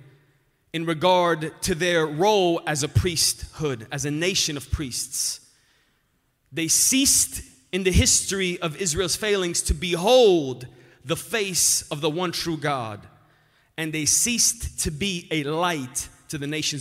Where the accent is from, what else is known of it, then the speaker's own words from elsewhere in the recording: Romania; also born or lived in Albany Park, Chicago, United States; now in Chicago, United States; I was born in Romania, moved to Albany Park